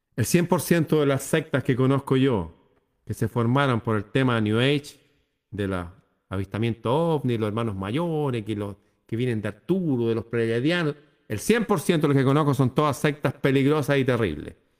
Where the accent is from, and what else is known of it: Chile